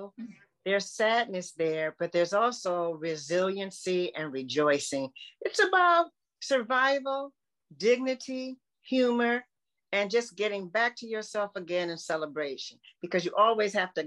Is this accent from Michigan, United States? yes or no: yes; Detroit, Michigan, United States; what I love the most about growing up in Detroit is that it was all family oriented